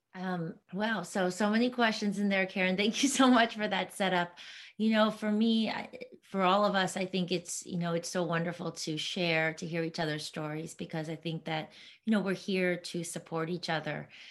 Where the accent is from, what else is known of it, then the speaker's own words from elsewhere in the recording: East Coast, United States; moved away; also born or lived in New York City; I'm from the East Coast, so I had a lot of family over there